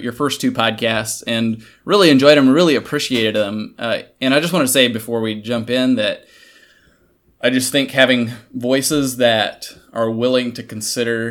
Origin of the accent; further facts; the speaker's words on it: Kansas, United States; I'm from Kansas